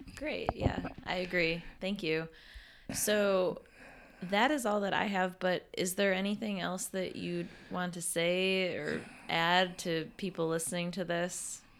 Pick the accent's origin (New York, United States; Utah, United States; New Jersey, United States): New York, United States; Western; moved away as an adult; also born or lived in Texas; I grew up in Western New York, and experienced the Four Seasons, but then I spent eight years in Texas